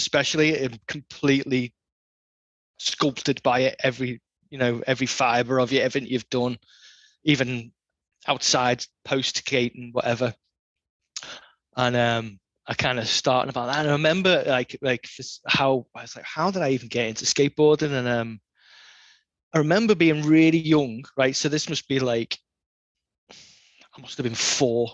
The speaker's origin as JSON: {"language": "English", "area": "the Wirral", "region": "North West England", "country": "United Kingdom", "tie": "born or raised there", "said": "I grew up on the Wirral, just over the Mersey."}